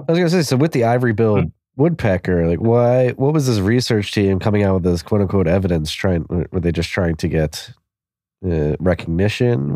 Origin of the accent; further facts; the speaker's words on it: Philadelphia, Pennsylvania, United States; I'm from Philadelphia, we had four seasons every year.